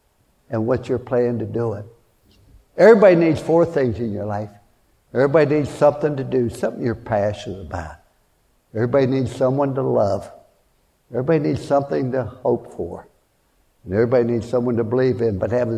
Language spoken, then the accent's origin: English; Fallsbury, West Virginia, United States; born there; I was born in Fallsbury, West Virginia during the Depression.